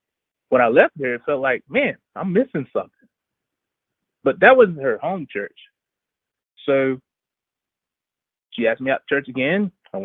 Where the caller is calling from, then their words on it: Columbia, South Carolina, United States; Columbia, South Carolina.